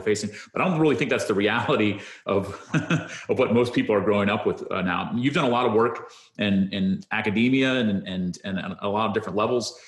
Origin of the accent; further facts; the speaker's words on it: United States; see myself proudly as an American